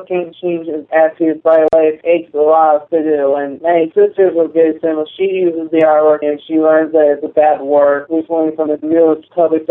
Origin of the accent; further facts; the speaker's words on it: Woodbridge, Virginia, United States; I'm from Woodbridge, Virginia.